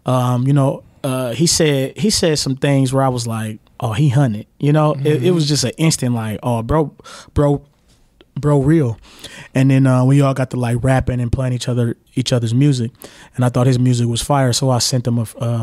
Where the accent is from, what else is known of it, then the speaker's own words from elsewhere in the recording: Milwaukee, Wisconsin, United States; I was born and raised here in Milwaukee